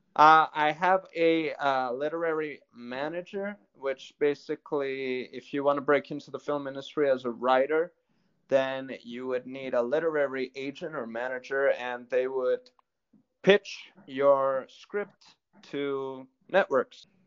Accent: New York City, New York, United States; Well, originally I was born and raised in the United States. Uh, right. So, uh, but I was born in New York City

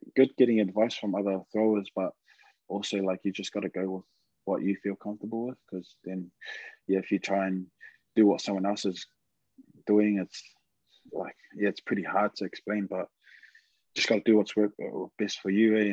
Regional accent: Auckland, New Zealand; moved away; also born or lived in Manawatu; I'm actually from Auckland West, and I grew up out at uh, West Auckland

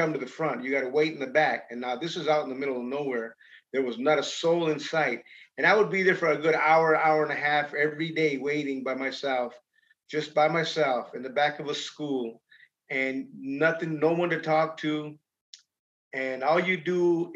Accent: Los Angeles, California, United States; also born or lived in Idaho / Lodi, California / Michigan; Pacoima. I grew up in Pacoima.

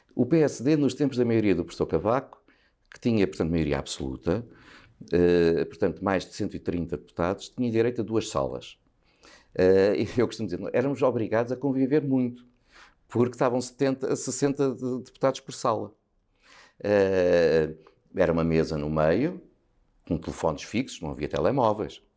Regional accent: Sobral de Monte Agraço, Lisbon, Portugal; eu cresci no Sobral

